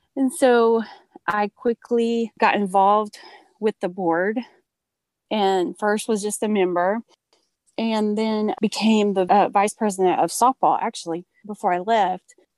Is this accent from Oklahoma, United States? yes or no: yes; Oklahoma, United States; moved away as an adult; now in Texas, United States; I'm actually from Oklahoma and we moved to a little town in Texas about seven years ago